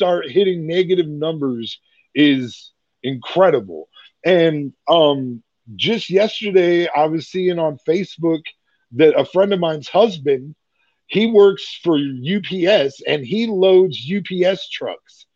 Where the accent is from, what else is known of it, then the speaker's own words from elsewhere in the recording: Iowa, United States; moved away; I'm from Iowa